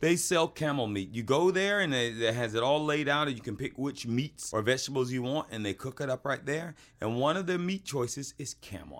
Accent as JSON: {"language": "English", "region": "Georgia", "country": "United States", "said": "we didn't refrigerate our mayonnaise where I come from"}